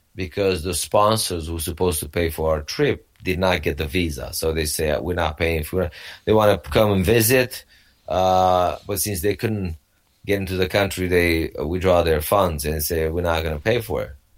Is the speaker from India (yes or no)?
no; Romania; moved away; I grew up in uh, Romania. Back then, it was a communist Romania